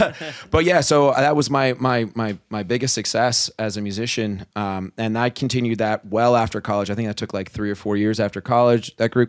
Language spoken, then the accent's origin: English; New Jersey, United States; I'm from New Jersey.